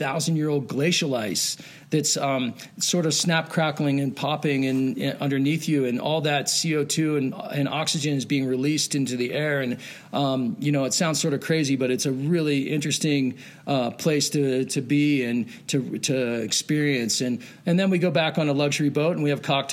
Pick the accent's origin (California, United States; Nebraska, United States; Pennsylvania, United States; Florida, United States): Pennsylvania, United States; moved away as an adult; I grew up skiing in Pennsylvania and ski Round Top on the East Coast, and I moved out west after college